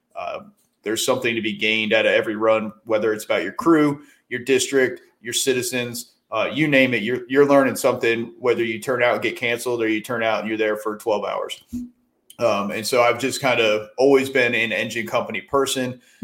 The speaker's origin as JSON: {"language": "English", "region": "upstate New York", "country": "United States", "tie": "born or raised there", "moved": "as an adult", "said": "I got my start uh, in my hometown in upstate New York as a volunteer"}